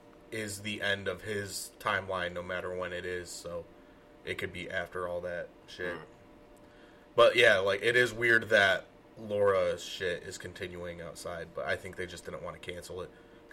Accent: Michigan, United States; we're from Michigan.

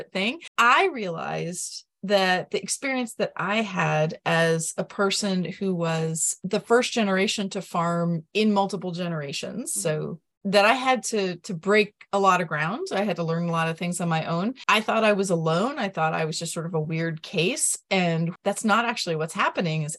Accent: Vermont, United States; I'm from Vermont

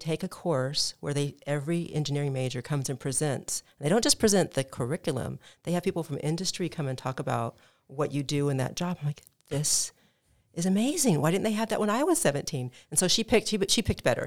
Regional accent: Midwest, United States; moved away; I grew up in the Midwest

